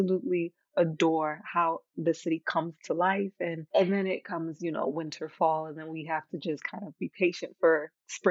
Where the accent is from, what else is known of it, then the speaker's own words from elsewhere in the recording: Boston, Massachusetts, United States; moved away as an adult; also born or lived in Florida; now in Denmark; I'm from Florida. Well, Boston technically, but Florida for the last decade plus.